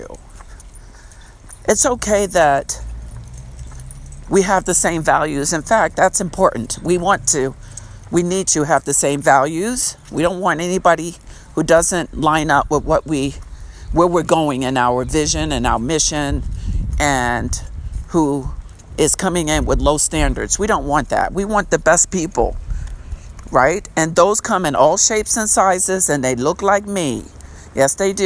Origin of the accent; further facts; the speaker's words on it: Long Island, New York, United States; the town I grew up in on Long Island, New York